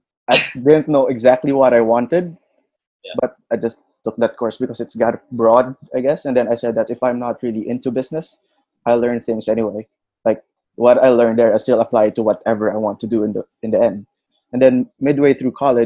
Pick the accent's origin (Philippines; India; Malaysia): Philippines; Bacolod, Western Visayas; moved away; also born or lived in Manila; where I'm from, which is Bacolod